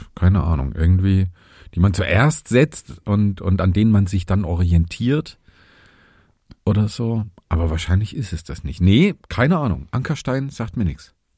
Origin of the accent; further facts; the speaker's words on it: Vogtland, southern Saxony, Germany; in meiner Heimat in in Südsachsen im Vogtland da wo ich geboren bin